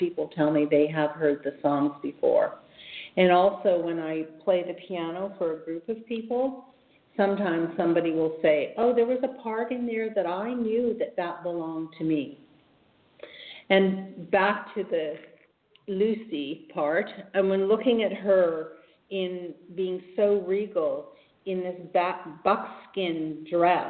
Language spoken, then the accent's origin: English; Edmonton, Alberta, Canada; I was born in Edmonton